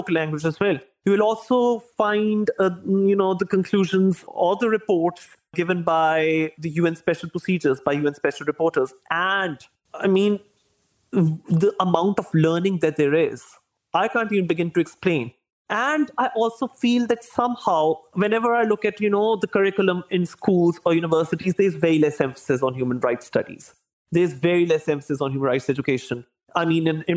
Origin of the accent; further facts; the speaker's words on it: Pakistan; I come from Pakistan